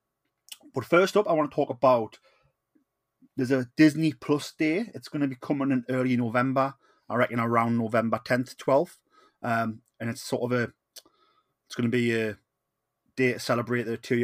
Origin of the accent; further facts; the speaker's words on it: Newcastle upon Tyne, North East England, United Kingdom; I am the …